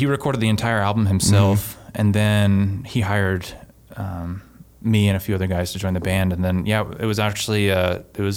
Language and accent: English; Florida, United States; moved away; I'm originally from Florida